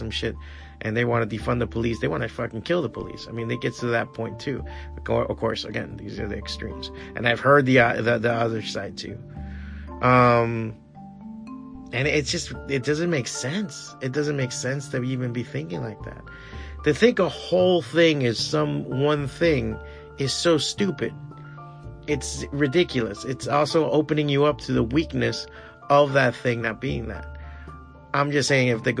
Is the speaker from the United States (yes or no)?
yes; Florida, United States; I'm an American because I was born here